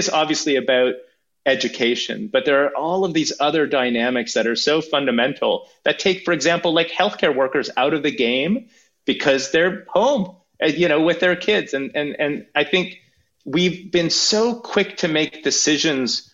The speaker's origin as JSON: {"language": "English", "country": "Sweden", "tie": "born or raised there", "moved": "yes", "lives_now": "Canada", "said": "I grew up in Sweden, I'm a Swedish and Canadian citizen"}